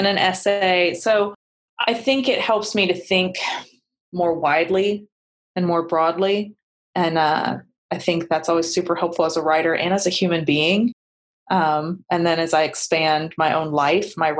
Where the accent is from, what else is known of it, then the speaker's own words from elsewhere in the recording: Appalachia, United States; also born or lived in Los Angeles / Ohio / Scotland; the Appalachian Mountains in the United States. And I was like, hey, that's where I'm from.